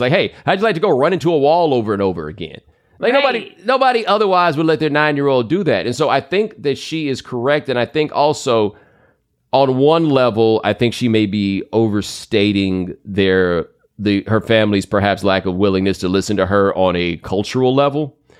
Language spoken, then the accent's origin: English; Texas, United States; I grew up in Texas